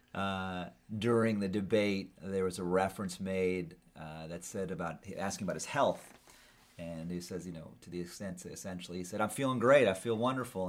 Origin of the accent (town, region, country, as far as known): California, United States